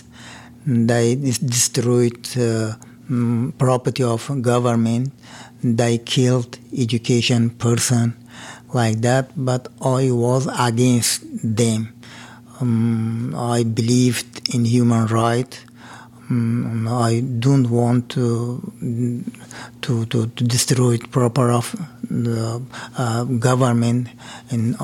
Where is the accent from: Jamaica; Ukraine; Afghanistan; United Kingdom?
Afghanistan; English is a second language; moved away as an adult; now in United States; I'm from Afghanistan. I worked as a pharmacist in a hospital, district hospital